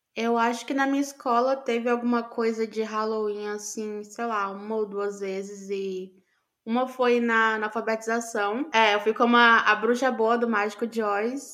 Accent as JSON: {"language": "Portuguese", "region": "Amazon", "country": "Brazil", "tie": "born or raised there", "said": "cresci na Amazônia"}